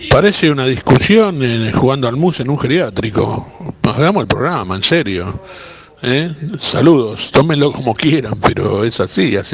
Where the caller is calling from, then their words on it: Belgrano, Buenos Aires, Argentina; Hola muchachos, buenas tardes. Soy … de Belgrano.